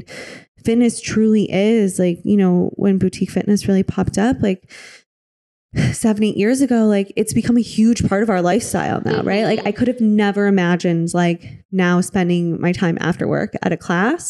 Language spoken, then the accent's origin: English; Midwest, United States; I'm from the Midwest. I spent so much time there. You know, I grew up there